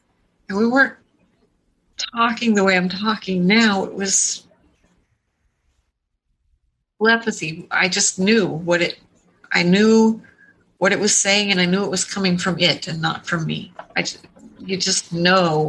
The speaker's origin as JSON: {"language": "English", "town": "San Diego", "region": "California", "country": "United States", "tie": "born or raised there", "moved": "yes", "lives_now": "New Hampshire, United States", "said": "I was born in San Diego"}